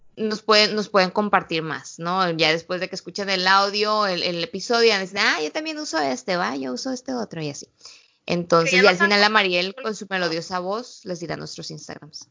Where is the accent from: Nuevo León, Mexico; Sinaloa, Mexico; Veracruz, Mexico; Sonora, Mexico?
Sinaloa, Mexico; moved away; Curiosamente todo el mundo quiere saber de qué parte de México soy. Y ya cuando les digo Sinaloa